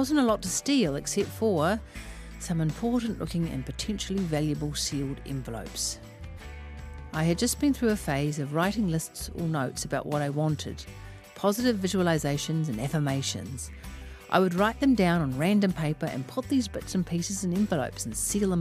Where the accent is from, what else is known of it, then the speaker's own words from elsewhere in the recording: Auckland, New Zealand; I am from West Auckland